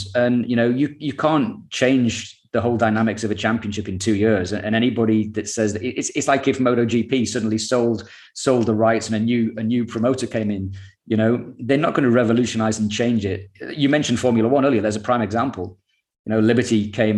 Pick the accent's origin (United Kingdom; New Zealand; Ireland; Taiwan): United Kingdom; we're the most successful nation